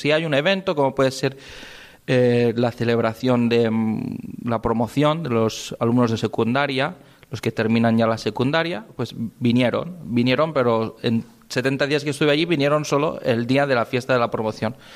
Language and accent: Spanish; Spain; also born or lived in Requena, Peru; somos únicos los españoles con este horario que tenemos